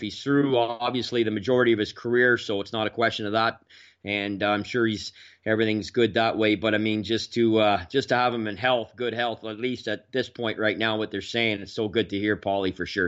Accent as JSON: {"language": "English", "town": "Manotick", "region": "Ontario", "country": "Canada", "tie": "born or raised there", "said": "my hometown here, basically, uh, well, Manatic. I, I kinda grew up part of sort of three towns here in the area"}